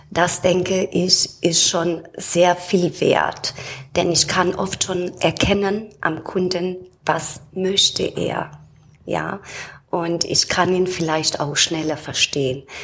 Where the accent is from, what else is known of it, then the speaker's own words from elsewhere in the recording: Romania; now in Germany; ursprünglich komme ich aus Rumänien, bin da geboren und seit 32 Jahren wohne ich hier in Deutschland